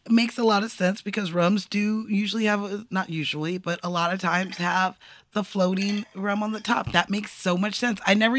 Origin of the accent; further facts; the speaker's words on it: California, United States; As a Californian, it's something I don't mm-hmm. think about because the sun always sets here.